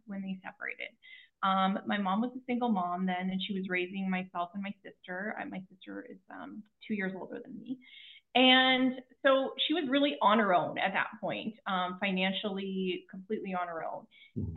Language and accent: English; Kelowna, British Columbia, Canada; I was born in Kelowna, BC, in Canada.